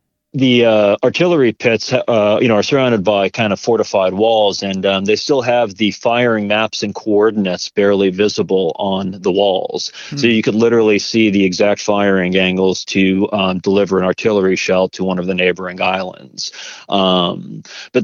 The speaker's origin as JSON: {"language": "English", "region": "New Hampshire", "country": "United States", "tie": "born or raised there", "said": "I grew up in New Hampshire in the White Mountains"}